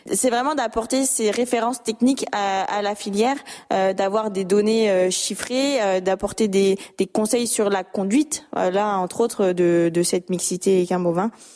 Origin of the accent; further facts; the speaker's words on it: Lorraine, Grand Est, France; moved away; je suis originaire de Lorraine